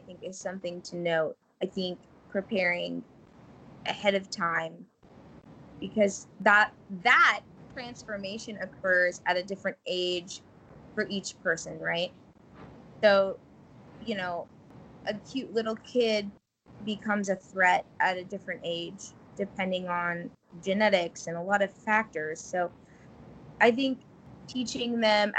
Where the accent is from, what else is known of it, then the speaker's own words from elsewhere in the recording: Wisconsin, United States; now in Kansas, United States; I was born in Wisconsin